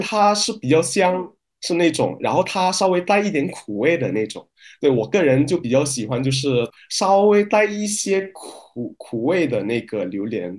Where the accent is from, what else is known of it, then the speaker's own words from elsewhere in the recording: Medan, North Sumatra, Indonesia; Chinese is a second language; moved away as an adult; now in China; 我老家是在印，印尼北苏门答腊省的棉兰市